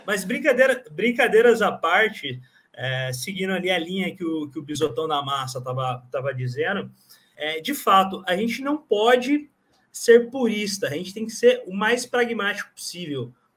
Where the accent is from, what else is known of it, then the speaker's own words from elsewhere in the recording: Paraná, Brazil; eu sou do Paraná